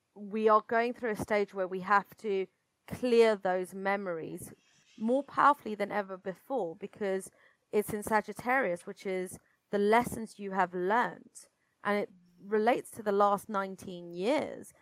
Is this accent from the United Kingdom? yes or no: yes; United Kingdom; accent: British; you can tell probably from my accent that I'm British